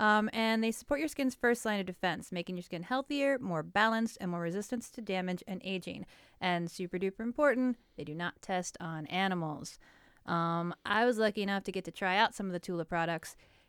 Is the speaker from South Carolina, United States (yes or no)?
no; New York, United States; I don't need to give you the like, and I'm from New York, so I know.